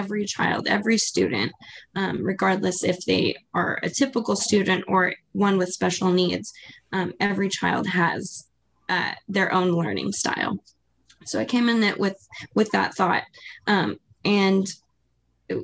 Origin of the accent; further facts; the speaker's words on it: Maui, Hawaii, United States; I'm also from Hawaii. I'm from Maui, Hawaii.